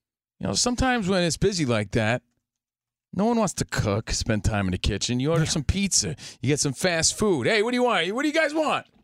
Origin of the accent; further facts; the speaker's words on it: Union, New Jersey, United States; I grew up in Union, New Jersey